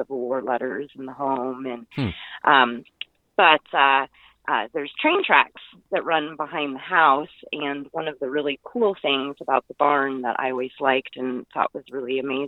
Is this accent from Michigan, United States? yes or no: no; Liberty Center, Indiana, United States; I grew up in the Liberty Center house. Basically, I spent every weekend and the entire summer in the Liberty Center house